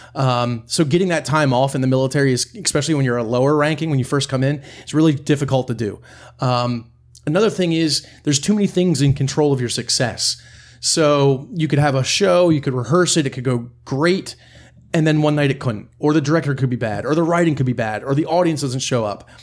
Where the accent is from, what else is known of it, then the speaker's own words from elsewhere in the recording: near Harrisburg, central Pennsylvania, United States; I'm from Pennsylvania, uh, central Pennsylvania, right near Harrisburg.